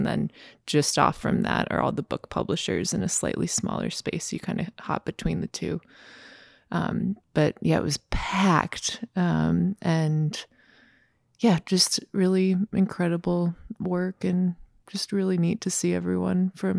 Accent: Minnesota, United States; Like I remember I did a summer at Parsons when I was 15, and that for a Minnesota girl who h

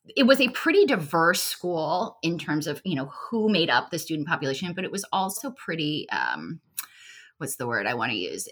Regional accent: Los Angeles, California, United States; moved away as an adult; also born or lived in Boulder, Colorado; now in Washington, D.C., United States; I grew up in Los Angeles, California. I've been in D C, though, for, uh, many years

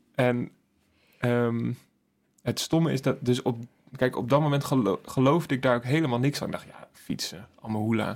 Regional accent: Emmeloord, Flevoland, Netherlands; Ik kom ook uit Emmeloord

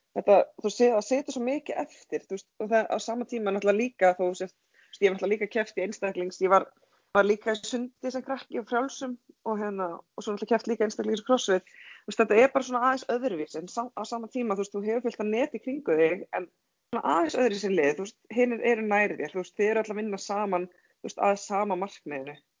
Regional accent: Hvammstangi, Northwestern Region, Iceland; Ég er ekki söðkrækingur, ég er frá Pámstanga

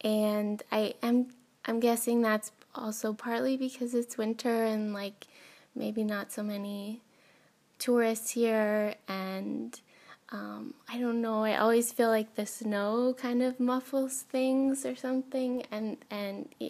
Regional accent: Northwest Pennsylvania, United States; moved away as an adult; also born or lived in Boston / Helsinki; growing up in Northwest Pennsylvania, which is snowy for like 9 months out of the year

